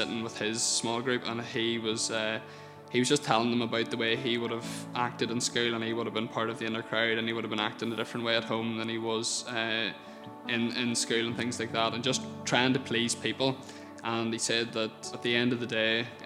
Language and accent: English; Portadown, Northern Ireland, United Kingdom; I grew up in the Birches outside Portadown